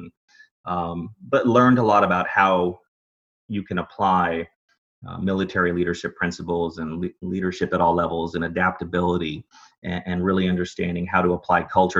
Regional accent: Dallas, Texas, United States; I'm originally from Dallas, Texas

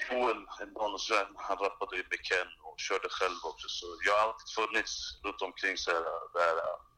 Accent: Stockholm, Stockholm County, Sweden; jag är född och uppvuxen i Rinkeby

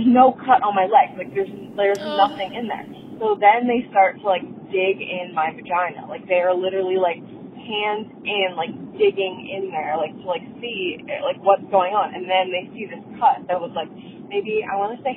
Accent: Pennsylvania, United States; moved away as an adult; I'm from Pennsylvania, but I'm moving to Portland, Oregon

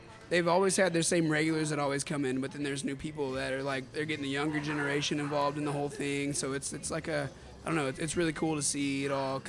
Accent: Alvin, Texas, United States; also born or lived in Manvel, Texas; I grew up in Alvin

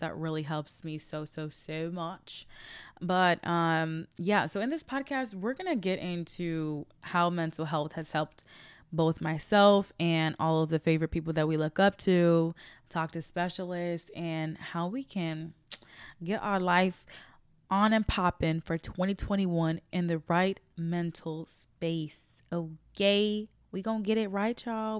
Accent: Chicago, Illinois, United States; now in Los Angeles, United States; I'm from Chicago, Illinois. I am currently based in Los Angeles, California.

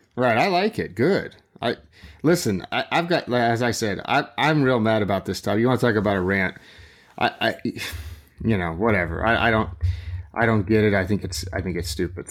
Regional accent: West Coast, United States; I grew up on the West Coast

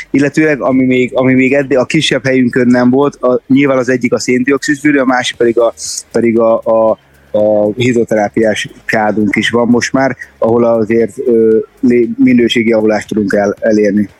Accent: Szeged, Csongrád-Csanád, Hungary; ugye mi szegediek vagyunk

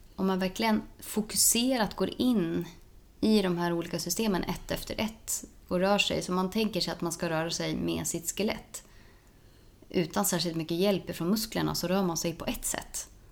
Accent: Norrland, Sweden; där jag kommer ifrån, det är, eh, man ska inte ta så mycket plats. Hos oss, eh, uppe i Norrland

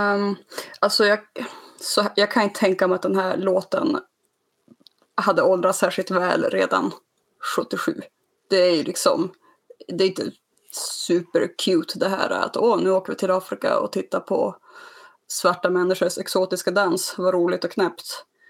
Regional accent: Skellefteå, Västerbotten County, Sweden; jag kommer från Skellefteå

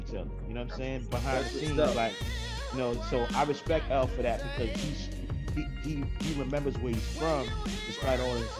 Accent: New York City, New York, United States; also born or lived in Brooklyn, New York; I grew up in Jamaica, Queens also, but then I also relocated to parts of New York like Brooklyn, Crown Heights, Flatbush

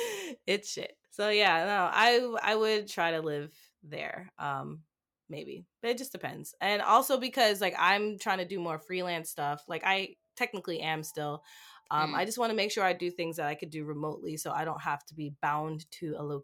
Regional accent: New York, United States; now in Japan; I'm from New York, yes, but my family is Caribbean. We're West Indian.

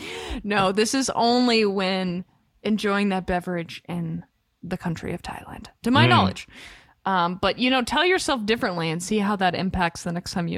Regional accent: United States; as an American

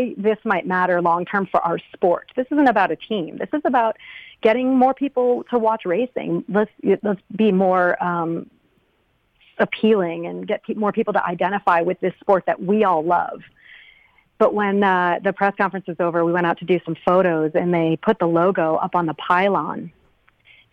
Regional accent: Connecticut, United States; also born or lived in Vermont; I'm from New England. I'm from Connecticut

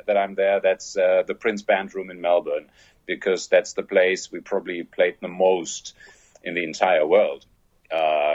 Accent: Germany; accent: German; English is a second language; I'm German

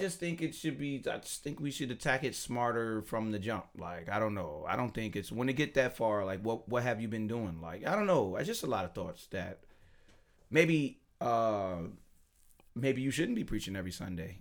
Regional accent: Chicago, Illinois, United States; I'm from Chicago.

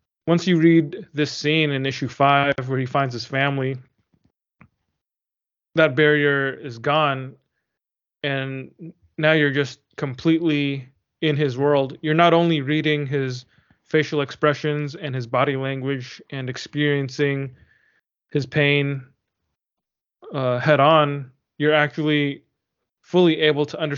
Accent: United States; being an American reader who only knows American English

